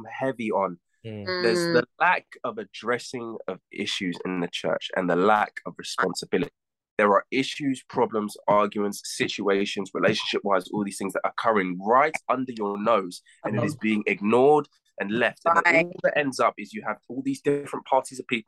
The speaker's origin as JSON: {"language": "English", "country": "United States", "tie": "born or raised there", "moved": "yes", "said": "When I grew up in the States"}